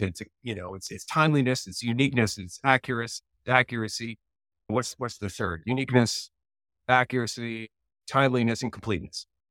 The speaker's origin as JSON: {"language": "English", "country": "Canada", "said": "I'm Canadian"}